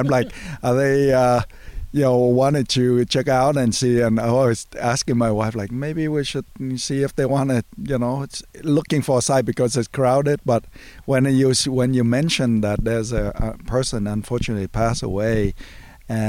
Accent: St. Louis Park, Minnesota, United States; I'm from St. Louis Park, Minnesota

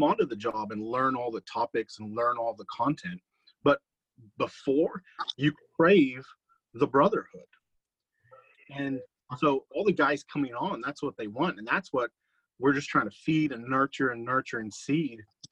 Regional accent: Cape Town, Western Cape, South Africa; now in United States; I'm from Cape Town, South Africa

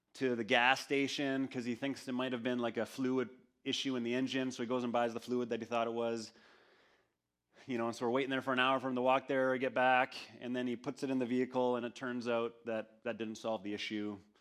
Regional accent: Canada; we went to Winnipeg, which was a, um, about a three-hour drive from my hometown.

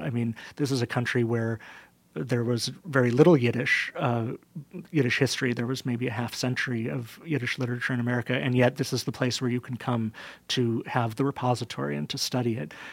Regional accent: United States; we as American Jews

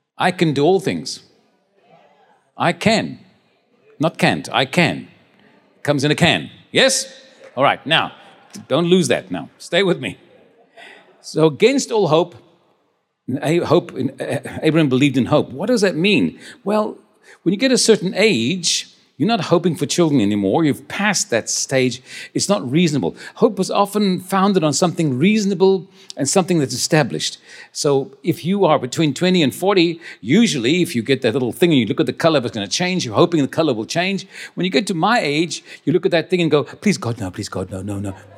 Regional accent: Cape Town, Western Cape, South Africa; also born or lived in Stellenbosch; I was born in Stellenbosch, but I grew up in the, in the Cape Town.

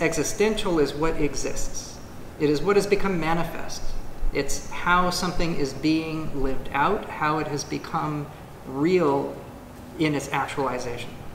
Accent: United States; as an American

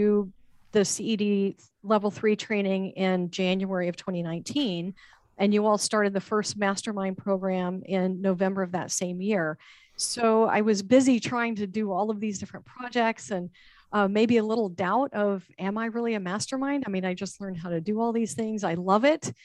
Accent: Texas, United States; moved away as an adult; now in Florida, United States; my home state of Texas

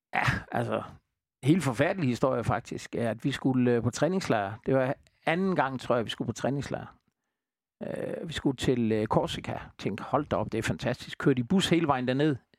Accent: Southern Jutland, Southern Denmark, Denmark; vi er jo Sønderjyder

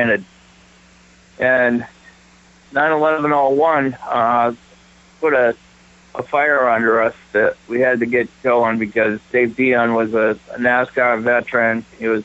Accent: Holderness, New Hampshire, United States; where did you grow up? And I said, Holderness.

